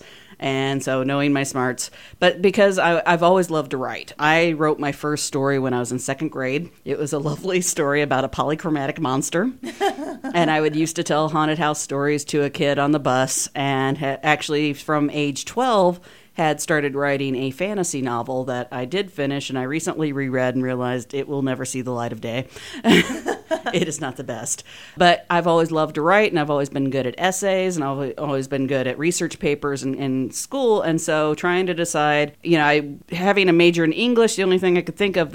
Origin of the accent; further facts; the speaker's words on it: Sullivan, Missouri, United States; moved away as an adult; now in Kansas City, United States; Well, growing up in Sullivan, my grandmother was always taking me to the Muni in St. Louis